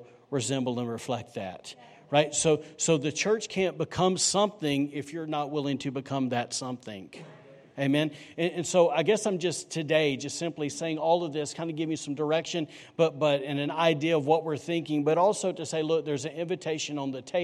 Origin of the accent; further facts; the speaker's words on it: Alabama, United States; also born or lived in North Carolina; now in Rockport, United States; I'm from Alabama